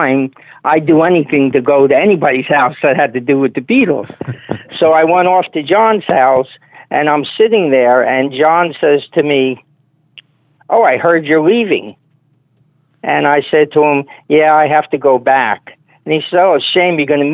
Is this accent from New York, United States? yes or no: yes; New York City, New York, United States; I grew up in New York City